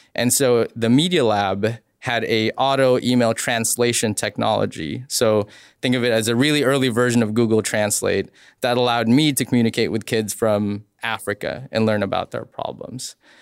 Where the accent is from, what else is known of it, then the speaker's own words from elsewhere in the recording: Philippines; moved away; I grew up in the Philippines